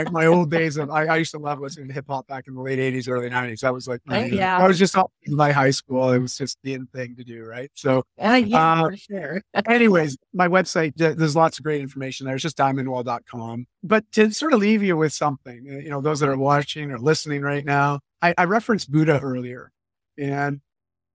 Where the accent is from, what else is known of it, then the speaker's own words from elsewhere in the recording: Canada; I'm Canadian